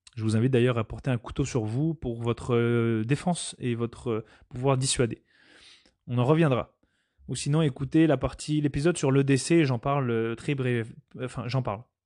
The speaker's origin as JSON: {"language": "French", "country": "Canada", "said": "nous en tant que Canadiens"}